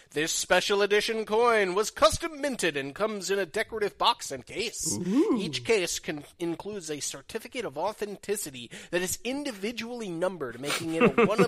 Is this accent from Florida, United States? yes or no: yes; Fort Myers, Florida, United States; I'm from Fort Myers, Florida.